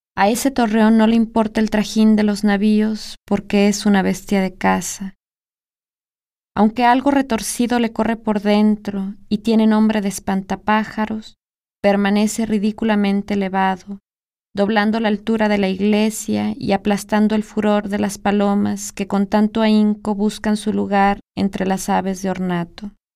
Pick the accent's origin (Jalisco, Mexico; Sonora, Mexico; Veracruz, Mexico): Jalisco, Mexico; Guadalajara; Nací en Guadalajara, Jalisco, en 1982.